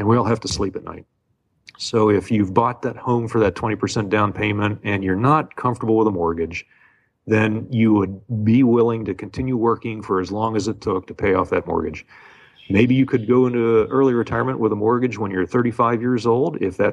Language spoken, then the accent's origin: English; Pittsburgh, Pennsylvania, United States; moved away as an adult; now in Hawaii, United States; I grew up in Pittsburgh